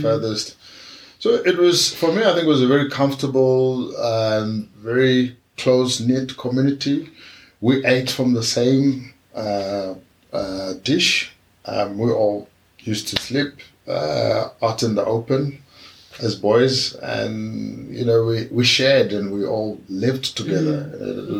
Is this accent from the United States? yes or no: no; Maun, North-West District, Botswana; We grew up in Maun.